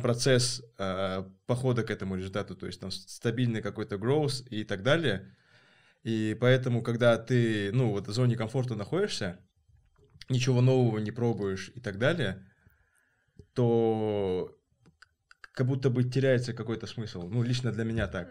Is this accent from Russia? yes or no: no; Kazakhstan